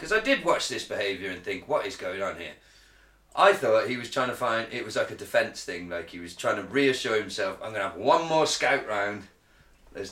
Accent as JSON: {"language": "English", "region": "Wales", "country": "United Kingdom", "said": "As a Welshman"}